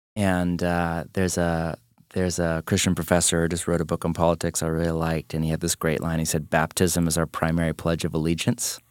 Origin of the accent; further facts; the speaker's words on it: United States; I'm an American